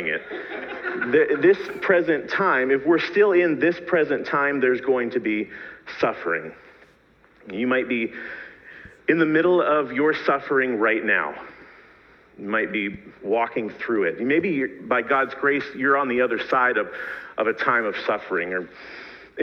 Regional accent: Pittsburgh, Pennsylvania, United States; moved away as an adult; also born or lived in East Africa; I'm a proud Pittsburgher. I grew up in that area

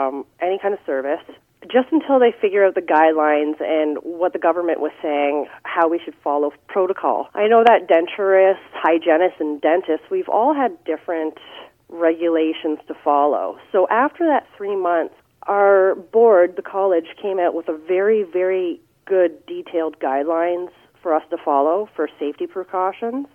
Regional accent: Belleville, Ontario, Canada; also born or lived in Kirkland Lake, Canada / Toronto, Canada; now in Cobourg, Canada; I grew up in Belleville

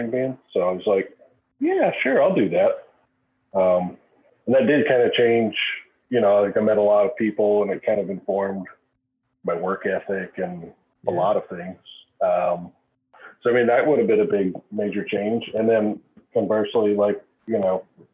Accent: Cynthiana, Kentucky, United States; I grew up in a little town called Cynthiana, Kentucky.

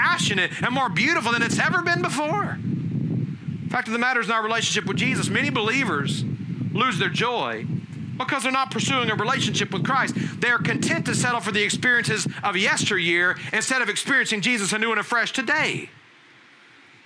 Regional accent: Alabama, United States; growing up in Alabama, we had some sheep

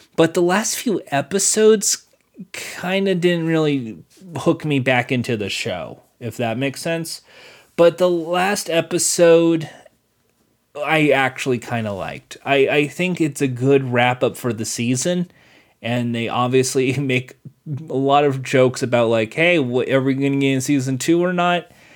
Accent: Los Angeles, California, United States; I'm from Los Angeles. I'm not from New York.

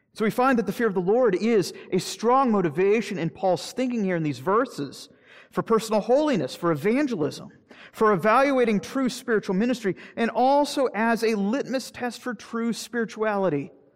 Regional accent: Florida, United States; I'm from Florida

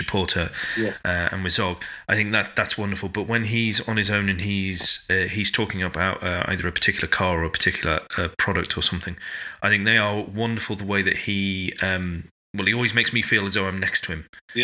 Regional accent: United Kingdom; we're British

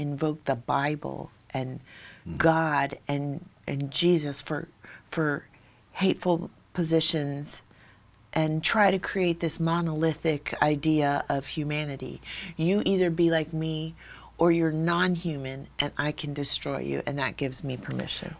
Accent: Hawaii, United States; I'm from Hawaii, and a lot of my story is grounded in sort of my island background

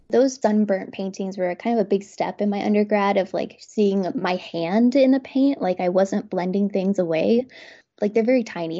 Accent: Garden City, Kansas, United States; moved away as an adult; now in Lawrence, United States; I grew up in Kansas, but, um, on the other side of the state in Garden City, Kansas, so a very small town.

